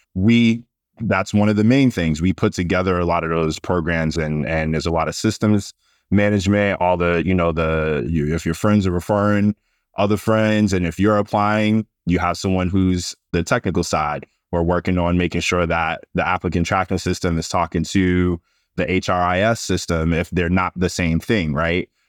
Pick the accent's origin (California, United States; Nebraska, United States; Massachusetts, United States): Massachusetts, United States; Boston; I'm a Boston kid. I'm from Massachusetts